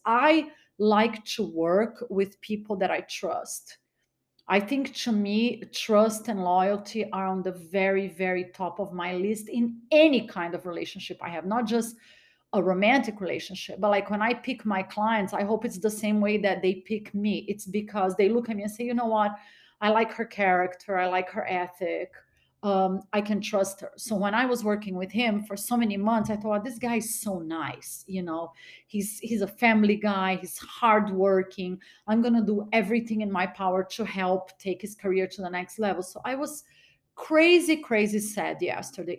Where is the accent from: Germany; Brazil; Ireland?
Brazil; now in United States; I was born in Brazil. My mom was Brazilian